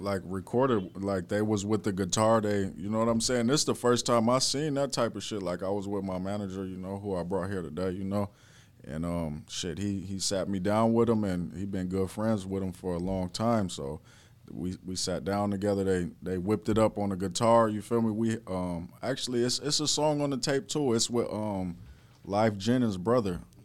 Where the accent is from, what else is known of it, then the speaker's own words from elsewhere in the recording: Minnesota, United States; I'm from Minnesota